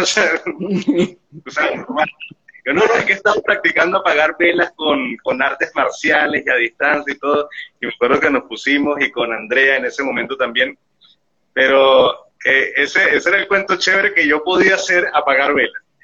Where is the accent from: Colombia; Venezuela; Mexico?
Venezuela; Venezuelan Andes; como buen gocho, soy montañero